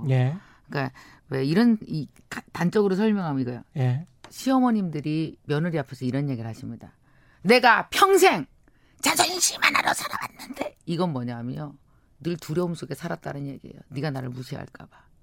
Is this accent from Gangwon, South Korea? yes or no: no; Jeungpyeong, North Chungcheong, South Korea; 제가 증평이